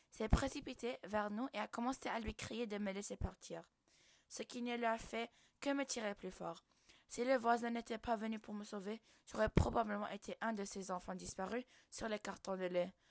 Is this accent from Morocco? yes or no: yes; Morocco; j'ai 25 ans. Je suis marocaine et je parle l'arabe, l'anglais